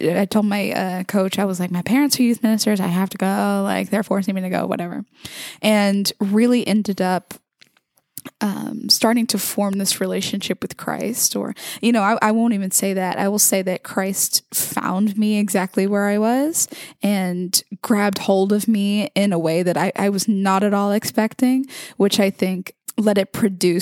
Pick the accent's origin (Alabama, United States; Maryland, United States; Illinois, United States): Alabama, United States; Mobile; I was born and raised in Mobile, Alabama, to a predominantly Catholic family.